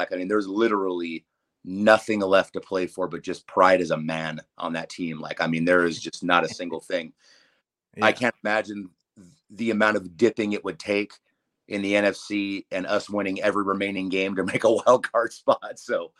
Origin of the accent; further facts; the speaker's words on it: Los Angeles, California, United States; Facebook brought us back together, and we're both from the South Bay area of Los Angeles. Yeah. He's out of state now. I'm still here.